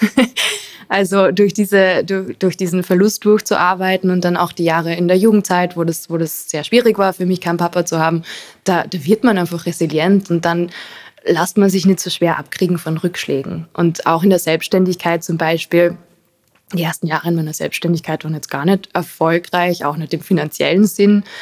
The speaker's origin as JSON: {"language": "German", "region": "Carinthia", "country": "Austria", "tie": "born or raised there", "also_born_or_lived": "Arizona, United States", "moved": "yes", "lives_now": "Vienna, Austria", "said": "ich bin in Kärnten aufgewachsen, in einem Haus neben Wald, wo man nur Berge und Fluss und Wiese sieht"}